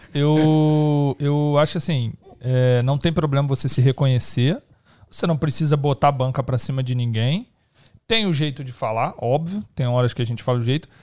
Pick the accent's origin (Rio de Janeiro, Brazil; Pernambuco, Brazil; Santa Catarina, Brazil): Rio de Janeiro, Brazil; now in São Paulo, Brazil; Eu sou carioca